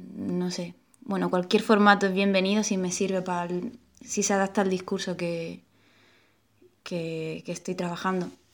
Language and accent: Spanish; Melilla, Spain; moved away as an adult; also born or lived in Málaga / Granada / Portugal; now in Madrid, Spain; Yo me crié, me crié en Melilla y... O sea, luego mm, fuimos a Málaga, pero yo era, yo era muy pequeña. Pero con 18 años salí, salí escopetada allí